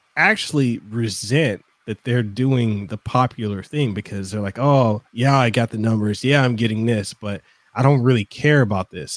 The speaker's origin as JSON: {"language": "English", "country": "Samoa", "tie": "born or raised there", "second_language": "English", "moved": "yes", "lives_now": "Hawaii, United States", "said": "i'm originally from western samoa so for me english isn't my native language"}